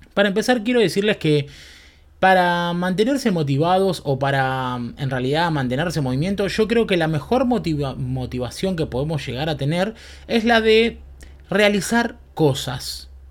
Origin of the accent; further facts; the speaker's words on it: Berazategui, Buenos Aires Province, Argentina; also born or lived in Quilmes; viví en Verazategui toda mi vida